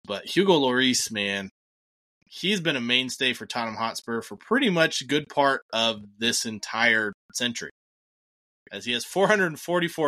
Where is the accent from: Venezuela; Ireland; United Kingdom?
Ireland; I am an Irish person myself.